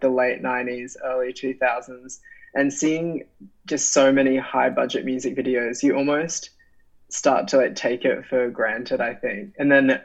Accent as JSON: {"language": "English", "town": "Brisbane", "region": "Queensland", "country": "Australia", "said": "I'm from Brisbane"}